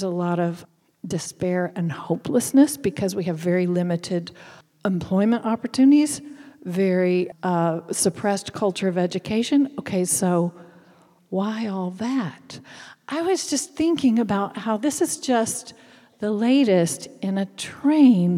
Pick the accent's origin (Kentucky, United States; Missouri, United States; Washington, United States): Kentucky, United States; accent: Appalachian; moved away as an adult; also born or lived in Paris, France / Tucson, Arizona; now in Virginia, United States; I am Appalachian. I grew up in Kentucky